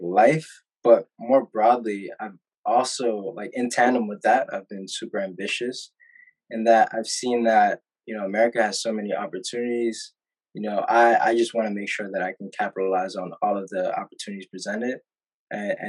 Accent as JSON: {"language": "English", "town": "New York City", "region": "New York", "country": "United States", "tie": "born or raised there", "also_born_or_lived": "Atlanta, Georgia", "said": "I was born in Atlanta, Georgia. But 2 months after I was born, my family decided to relocate to Harlem, New York, which, you know, I spent a predominant amount of my time just growing up there"}